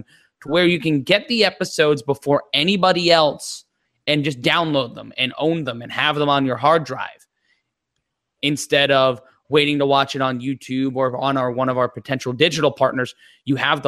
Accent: New York City, New York, United States; I grew up in Brooklyn. So my neighborhood's being taken over right now

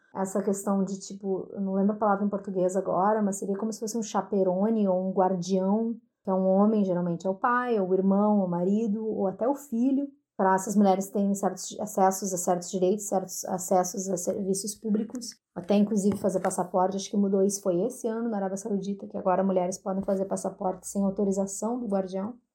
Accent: Brazil; sendo brasileiros

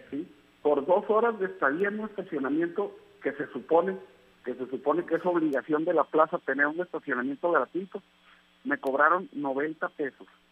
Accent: Tijuana, Baja California, Mexico; yo soy nacido aquí en Tijuana

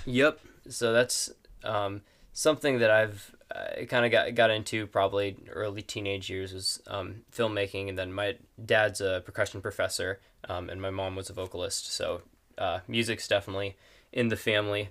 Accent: Superior, Wisconsin, United States; also born or lived in Texas; I was born in Texas, but, uh, grew up in Wisconsin, uh, in Superior and just a little outside of it

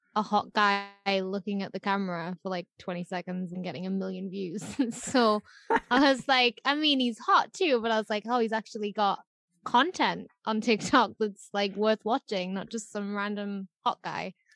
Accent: United Kingdom

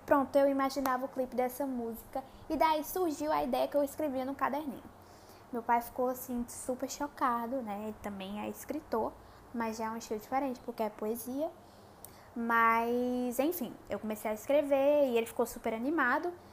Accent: Crato, Ceará, Brazil; accent: nordestino; sou nordestina, é, cearense, numa cidadezinha do interior chamada Crato

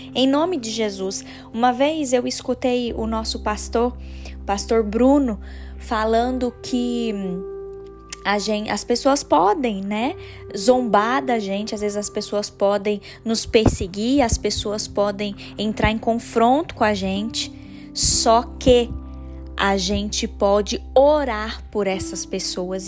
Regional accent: Votuporanga, São Paulo, Brazil; moved away; da minha cidade natal, de Votuporanga

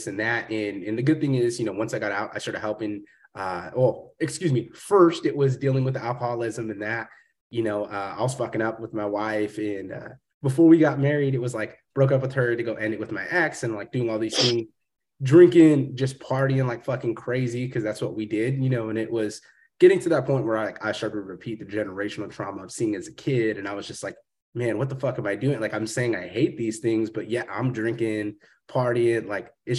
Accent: Fresno, California, United States; moved away; coming from the small town, I'm from Fresno

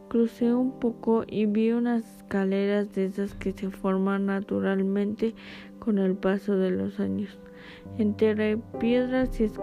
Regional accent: Jalpan de Serra, Querétaro, Mexico; Soy nativo de Jalpan de Serra. A mis 35 años trabajaba en el campo. Tenía que recorrer cerca de 10 kilómetros todos los días sobre la carretera que llevaba de Jalpan a Lana de Matamoros.

